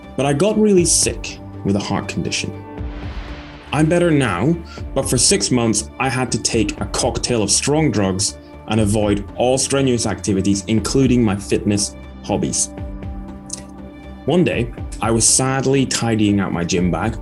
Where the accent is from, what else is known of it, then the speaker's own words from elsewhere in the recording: Aberdeen, Scotland, United Kingdom; I'm from Aberdeen